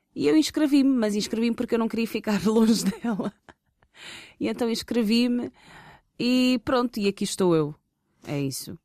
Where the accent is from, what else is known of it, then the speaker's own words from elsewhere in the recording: Portugal; sou uma rapariga, filha de pais angolanos, uh, tenho origem angolana, nasci em Portugal